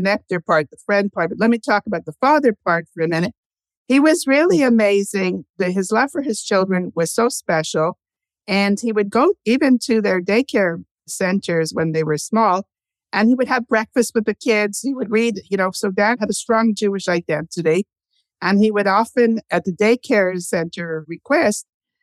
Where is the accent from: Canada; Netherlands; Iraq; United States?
Canada; also born or lived in Montreal / Toronto; We lived in Montreal first. We're Canadian.